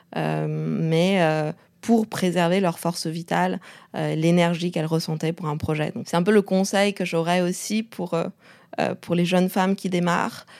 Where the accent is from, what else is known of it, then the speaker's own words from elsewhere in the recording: Beijing, China; moved away; also born or lived in Canada / France; j'ai grandi à Pékin